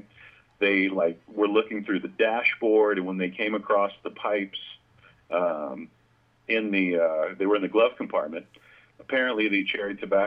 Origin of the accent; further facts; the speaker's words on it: Lancaster, California, United States; I'm born and raised in a town. It's the farthest north you can go in Los Angeles County in California. It's called Lancaster, middle of the Mojave Desert